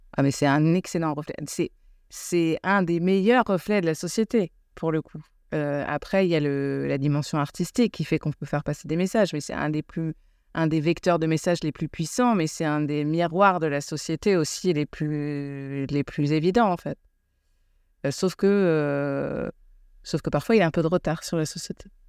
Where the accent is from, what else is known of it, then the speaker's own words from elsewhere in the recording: United States; now in France; j'ai grandi aux États-Unis